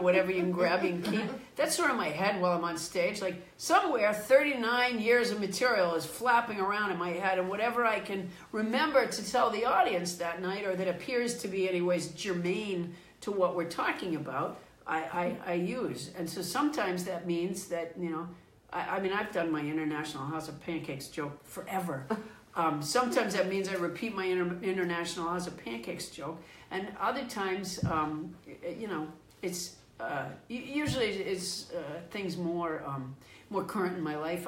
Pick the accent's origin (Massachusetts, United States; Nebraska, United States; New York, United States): Massachusetts, United States; Sudbury; also born or lived in Florida; I was raised in Massachusetts